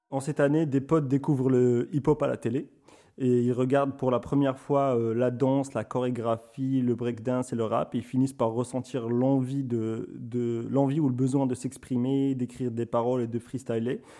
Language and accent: French; Morocco; Après plusieurs épisodes dans lesquels j'essaye de placer que je suis marocain à chaque occasion